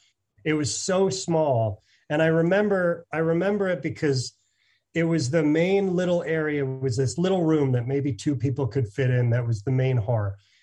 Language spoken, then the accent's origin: English; Cooperstown, New York, United States; But so I grew up around Cooperstown